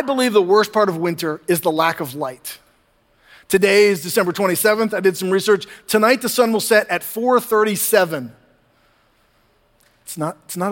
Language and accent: English; the North, Northern United States, United States; now in Southern United States; When I was younger in the North